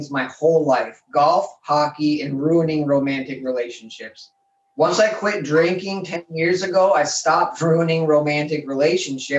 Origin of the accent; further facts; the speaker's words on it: Denver, Colorado, United States; now in Michigan, United States; I'm from Denver